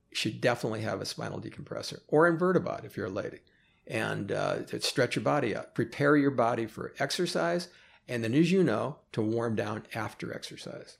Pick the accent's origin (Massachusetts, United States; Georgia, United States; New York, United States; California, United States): California, United States; Oakland; moved away as an adult; now in Los Angeles, United States; Born and raised in Oakland